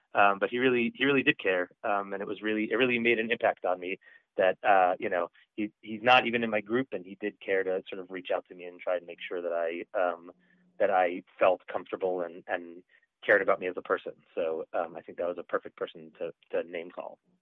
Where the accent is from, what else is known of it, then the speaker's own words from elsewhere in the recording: New York area, United States; now in Boston, United States; I'm from the New York area originally. I'm a, I'm a, I'm a Boston transplant